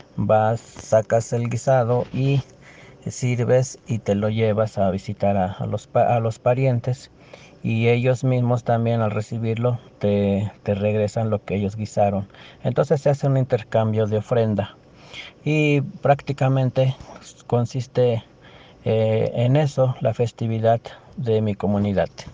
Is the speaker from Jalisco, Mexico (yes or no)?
no; Teziutlán, Puebla, Mexico; soy de Teciutlán, Puebla